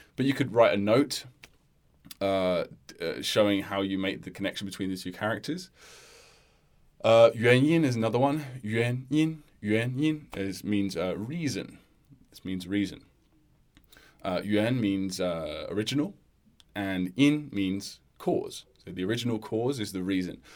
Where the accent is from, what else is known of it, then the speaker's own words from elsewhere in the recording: United Kingdom; as a British person